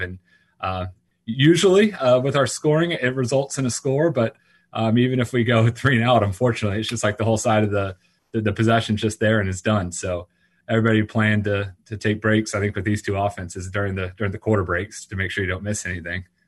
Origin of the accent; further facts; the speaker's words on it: Orlando, Florida, United States; growing up around Orlando, when I moved to Orlando